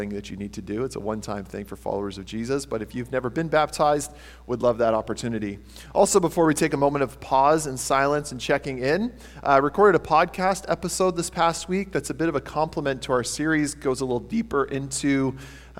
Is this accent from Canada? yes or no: yes; Tillsonburg, Ontario, Canada; I grew up in Tilsonburg.